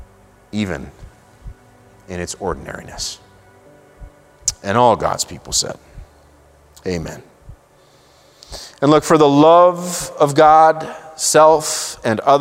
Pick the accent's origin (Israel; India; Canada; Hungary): Israel; I grew up in Israel.